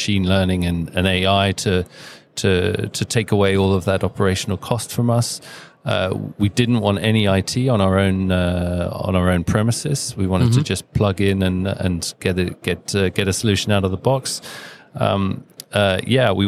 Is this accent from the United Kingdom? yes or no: yes; United Kingdom; now in Denmark; We're based in Denmark. We're a Danish company, but I'm British, but I'm also Danish. I have dual nationality